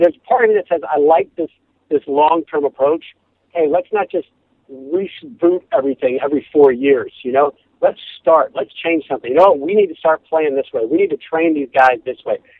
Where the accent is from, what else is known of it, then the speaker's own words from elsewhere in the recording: Simsbury, Connecticut, United States; now in Los Angeles, United States; I grew up in Connecticut